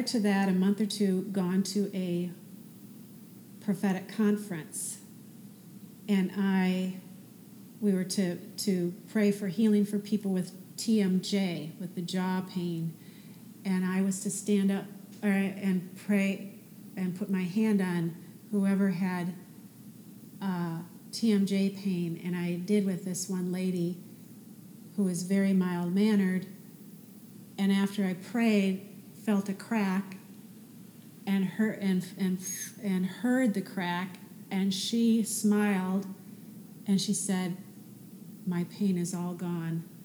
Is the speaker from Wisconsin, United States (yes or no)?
yes; near Green Bay, Wisconsin, United States; moved away; I went back to my hometown a couple weeks later, 5 hours away by Green Bay